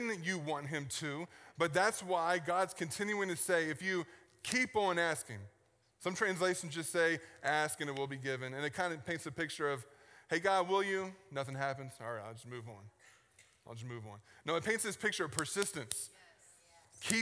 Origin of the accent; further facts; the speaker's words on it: Richmond, Virginia, United States; moved away; I grew up in Richmond, Virginia on the East Coast.